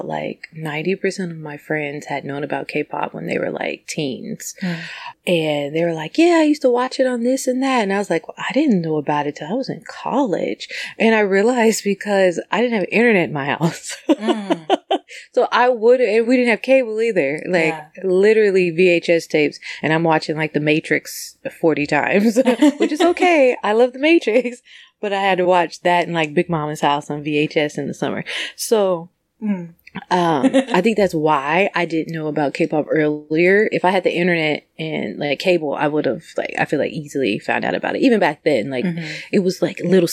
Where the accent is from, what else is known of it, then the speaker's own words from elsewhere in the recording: Kansas City, United States; I'm from Kansas City, so it's not like a fashion town.